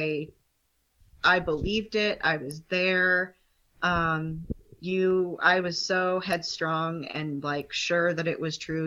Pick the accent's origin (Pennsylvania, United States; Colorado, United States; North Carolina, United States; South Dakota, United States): Colorado, United States; now in Utah, United States; born and raised in Colorado